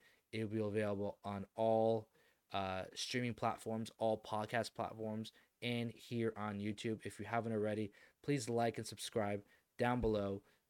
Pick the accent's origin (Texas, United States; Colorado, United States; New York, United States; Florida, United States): Florida, United States; I'm from Florida.